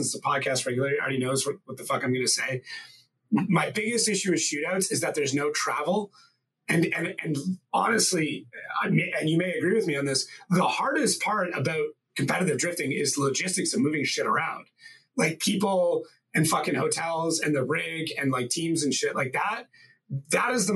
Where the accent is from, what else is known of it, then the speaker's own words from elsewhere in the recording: Canada; I'm from Canada